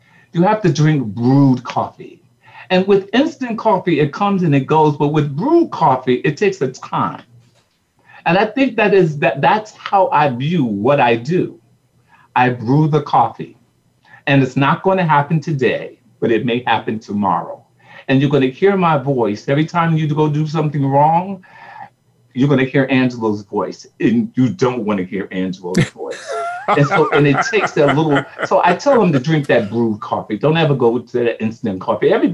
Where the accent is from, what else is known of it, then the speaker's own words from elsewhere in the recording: Newark, New Jersey, United States; we're from Newark, New Jersey